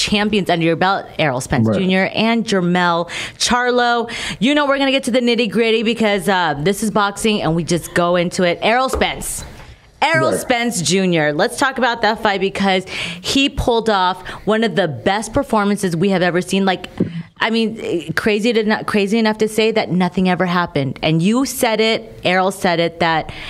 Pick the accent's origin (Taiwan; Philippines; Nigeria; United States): Philippines; I'm Filipino